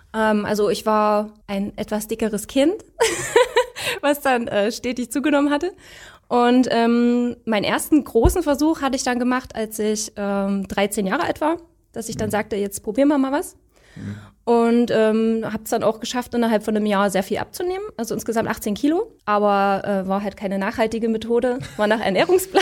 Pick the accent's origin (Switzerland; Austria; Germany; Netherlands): Germany; Leipzig, Saxony; komme aus Leipzig